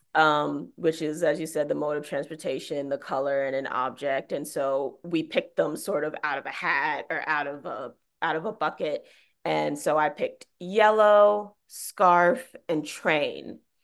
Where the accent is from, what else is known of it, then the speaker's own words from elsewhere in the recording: New York City, New York, United States; I'm from Bed-Stuy, so I've, like, grown up in the subway system